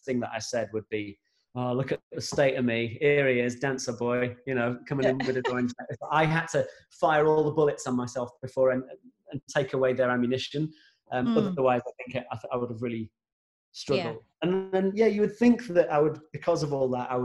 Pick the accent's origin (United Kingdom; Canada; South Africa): United Kingdom; Grimsby, Yorkshire and the Humber; we're from Grimsby, and we'd be going down to London all the time.